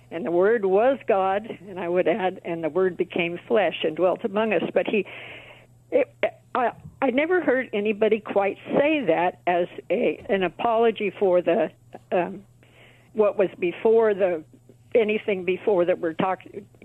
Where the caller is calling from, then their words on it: Yermo, California, United States; No, uh, Yermo, California, which is uh, near Barstow.